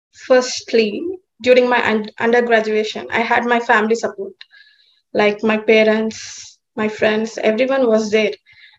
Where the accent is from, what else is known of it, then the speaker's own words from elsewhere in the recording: India; also born or lived in Melbourne, Australia; I am from India.